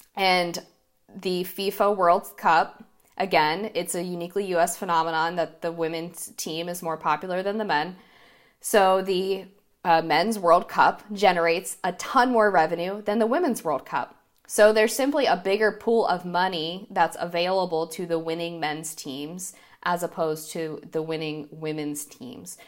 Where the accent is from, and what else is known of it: United States